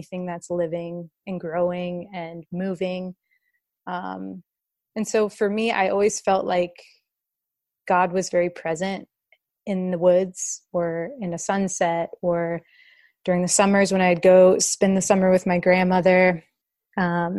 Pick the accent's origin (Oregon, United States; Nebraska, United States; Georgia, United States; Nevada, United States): Georgia, United States; suburb outside of Atlanta; I grew up in a suburb outside of Atlanta, Georgia